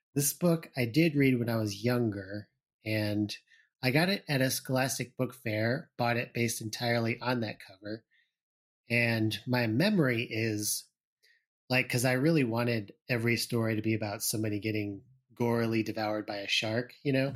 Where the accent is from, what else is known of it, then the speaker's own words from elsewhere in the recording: Illinois, United States; I grew up in Illinois